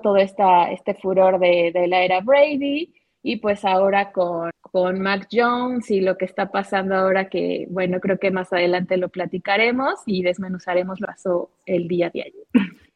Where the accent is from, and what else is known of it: Mexico